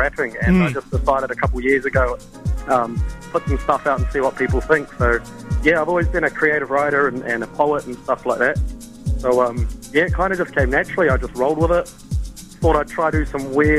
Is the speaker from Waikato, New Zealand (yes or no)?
no; Auckland, New Zealand; I'm a rapper from West Auckland